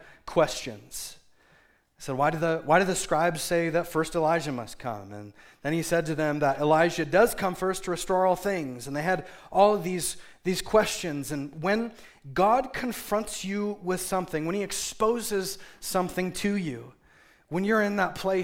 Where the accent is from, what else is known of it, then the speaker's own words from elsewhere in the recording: Seattle, Washington, United States; moved away; I come from Seattle